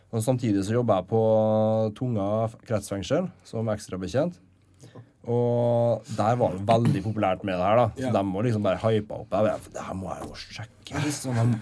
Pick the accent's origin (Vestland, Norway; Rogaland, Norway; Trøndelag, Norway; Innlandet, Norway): Trøndelag, Norway; Levanger; moved away as an adult; now in Trondheim, Norway; Levanger, der jeg kommer fra